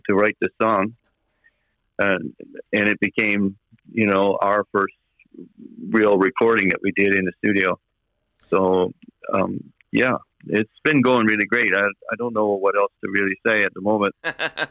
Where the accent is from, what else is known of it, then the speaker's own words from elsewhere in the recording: Burgeo, Newfoundland and Labrador, Canada; also born or lived in Francois, Newfoundland and Labrador / Ramea, Newfoundland and Labrador; Burgio is really my hometown. It's where I really grew up in my mind.